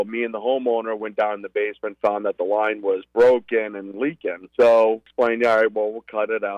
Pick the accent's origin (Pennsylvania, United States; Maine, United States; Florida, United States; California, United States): Maine, United States; Berwick